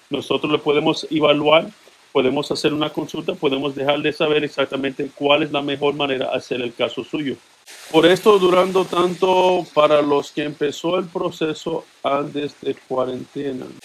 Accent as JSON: {"language": "Spanish", "country": "Dominican Republic", "lives_now": "United States", "said": "Entré por la frontera, soy dominicano."}